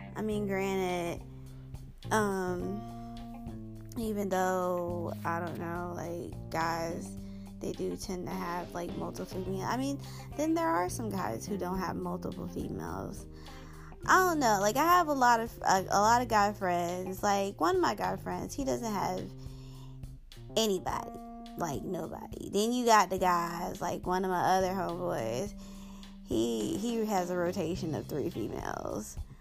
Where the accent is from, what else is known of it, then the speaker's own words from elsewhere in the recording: Springfield, Georgia, United States; moved away; I grew up from in Springfield, Georgia